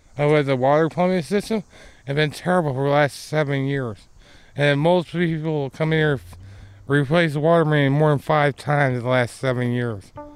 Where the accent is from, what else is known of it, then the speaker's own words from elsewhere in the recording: Michigan, United States; we're both from Michigan